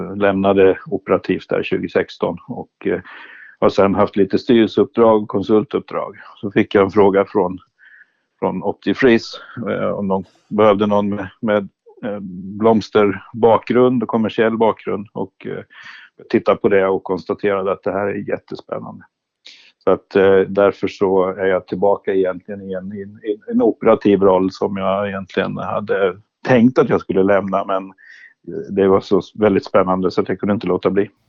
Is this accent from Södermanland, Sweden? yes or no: yes; Sörmland, Södermanland, Sweden; Jag är lantbrukarson från Sörmland